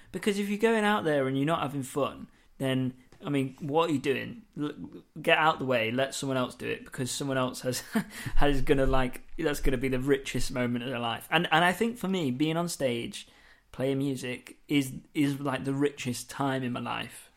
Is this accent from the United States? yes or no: no; Lincoln, East Midlands, United Kingdom; moved away; I come from Lincoln, that's where it's brought up